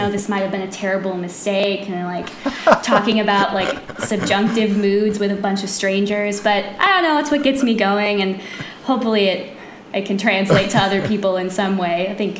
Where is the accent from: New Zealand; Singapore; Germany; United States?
United States; Southern California; moved away as an adult; also born or lived in Los Angeles / San Francisco; now in Charlottesville, United States; I grew up in Southern California, lived in LA and San Francisco, and now I'm out here.